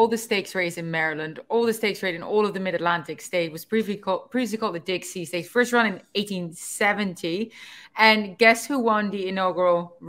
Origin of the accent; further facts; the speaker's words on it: Netherlands; English is a second language; I'm actually quite good at making stews. We do that quite well in the Netherlands. I'm better at baking. I'm very good at making Dutch homemade apple pie.